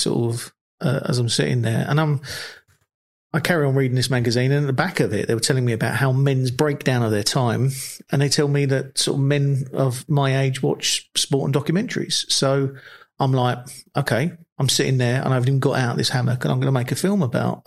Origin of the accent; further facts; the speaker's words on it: London, United Kingdom; moved away as an adult; also born or lived in Australia; We grew up in South London together